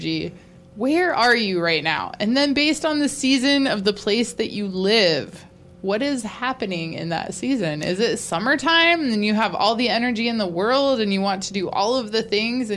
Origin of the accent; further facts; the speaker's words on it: Georgia, United States; I'm from Georgia.